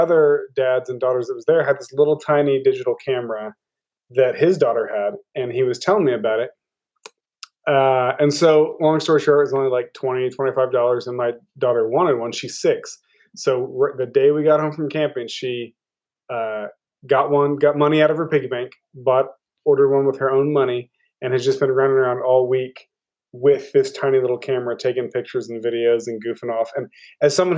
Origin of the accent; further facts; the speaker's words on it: Norman, Oklahoma, United States; I'm from Oklahoma, pretty much. I grew up in Norman, lived there since I was two